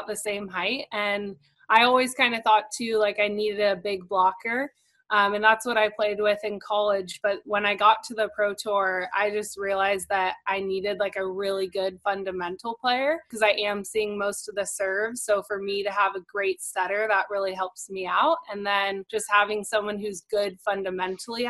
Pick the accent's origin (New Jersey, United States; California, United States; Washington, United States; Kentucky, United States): California, United States; Santa Barbara; moved away as an adult; now in Hermosa Beach, United States; I'm from Santa Barbara, California